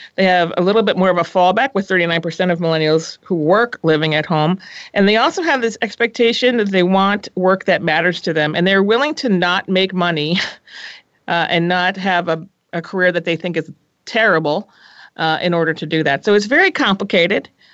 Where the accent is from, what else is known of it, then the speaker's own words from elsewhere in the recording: New England, United States; moved away as an adult; also born or lived in Minnesota / Boston / Los Angeles; now in San Francisco, United States; I was born on the East Coast, and then I decided to go to college in the Midwest because I felt we should get out. I should get out of New England while the going was good